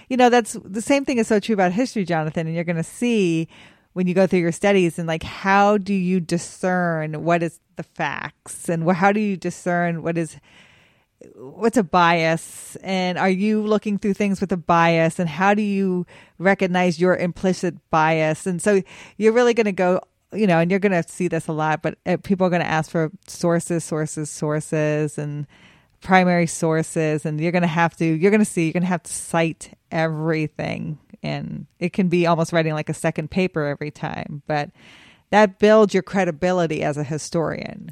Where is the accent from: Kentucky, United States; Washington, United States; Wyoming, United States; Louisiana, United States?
Wyoming, United States; I grew up in Wyoming